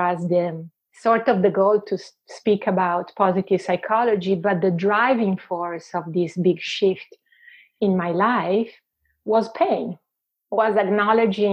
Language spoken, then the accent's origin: English; Venice, Veneto, Italy; accent: Italian; English is a second language; moved away as an adult; now in Vancouver, Canada; I was born and raised in Venice